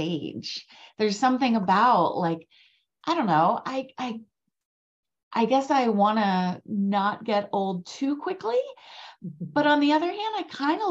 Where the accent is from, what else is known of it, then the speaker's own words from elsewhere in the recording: Maryland, United States; I'm from Maryland